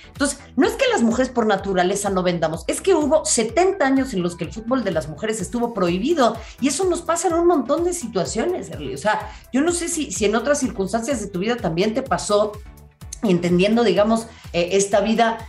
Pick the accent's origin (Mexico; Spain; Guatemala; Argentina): Mexico; Mexico City; yo que crecí en Xochimilco